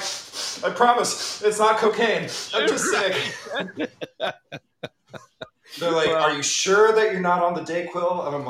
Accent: New York, United States; also born or lived in Brooklyn; being a New Yorker

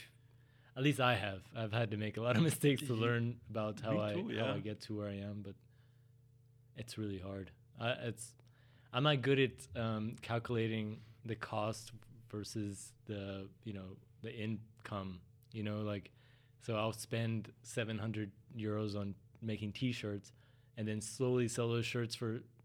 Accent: San Antonio, Texas, United States; now in Austria; I'm from San Antonio

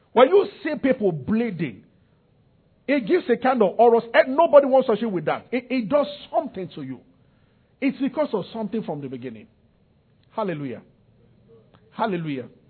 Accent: Nigeria; I'm from Nigeria.

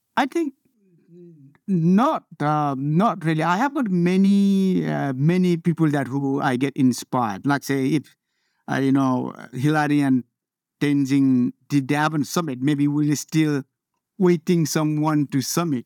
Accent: Nepal; moved away as an adult; I was born in Nepal

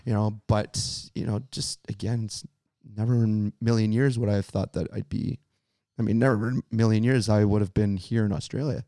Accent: Medicine Hat, Alberta, Canada; I'm from Medicine Hat, Alberta, Canada

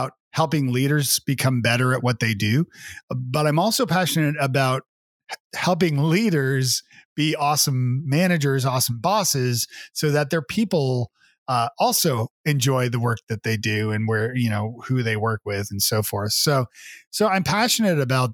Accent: Toronto, Ontario, Canada; moved away as an adult; now in Nashville, United States; Well, I am originally from Canada. I'm from Toronto, and I've been living in Nashville, Tennessee for about 15 years with my family.

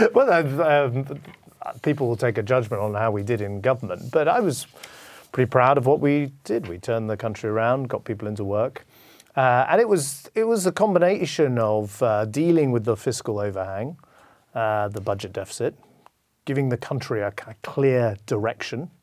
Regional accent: United Kingdom; I'm, I'm British

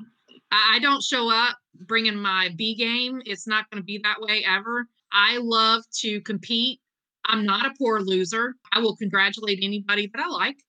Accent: Eastern North Carolina, United States; I'm from Eastern North Carolina. It's whole hog where I'm at.

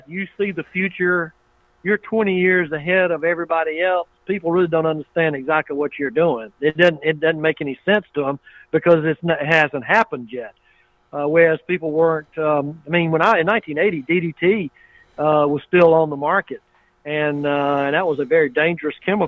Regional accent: Waynesboro, United States; We had a pecan grower that I grew up with in Waynesboro

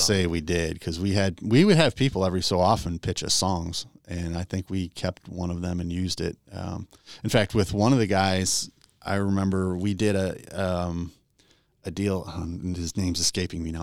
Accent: Chicago, Illinois, United States; moved away as an adult; also born or lived in Western Pennsylvania; I grew up in Chicago area, and we moved to uh, my wife and I moved to Western PA in the uh, mid '90s

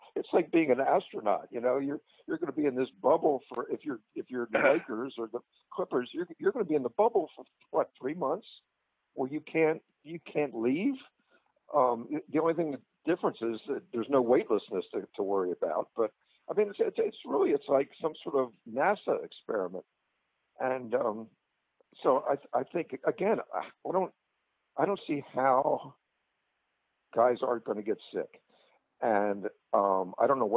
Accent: Philadelphia, Pennsylvania, United States; moved away; I grew up in Philadelphia, National League City

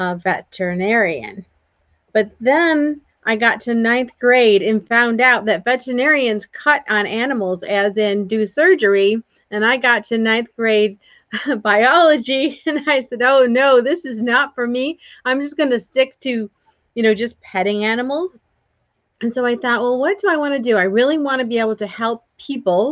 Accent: Port Huron, Michigan, United States; moved away; also born or lived in Georgia; I grew up in Michigan in the United States in a small town, Port Huron.

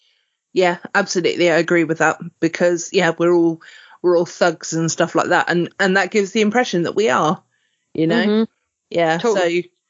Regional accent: United Kingdom; Well, my country, but I'm British, if that makes sense, because I'm half Welsh. So and the half Welsh in me is still as proud as the half English of me.

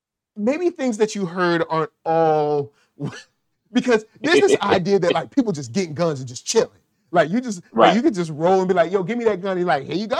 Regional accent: the South, United States; Since I'm from the South, I'm about to reference something.

